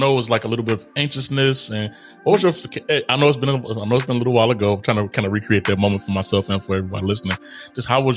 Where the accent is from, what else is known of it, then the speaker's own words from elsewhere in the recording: United States; moved away; I'm an American citizen, right? And a lot of times we, as Americans, come here, dropped in Italy